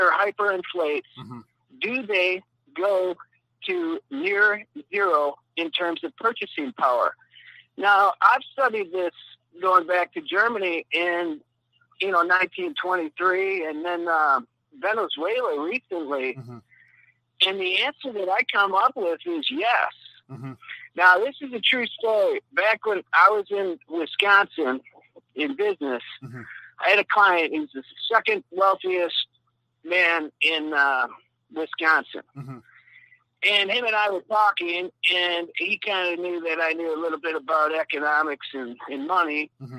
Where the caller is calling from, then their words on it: Mexico; Mike, this is the coolest white dude in Yashkabah, Mexico.